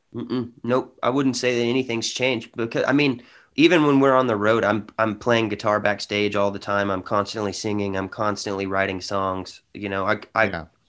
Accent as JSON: {"language": "English", "town": "Honey Grove", "region": "Texas", "country": "United States", "tie": "born or raised there", "also_born_or_lived": "Paris, Texas", "said": "I come from a small town in Texas of 1,700 people"}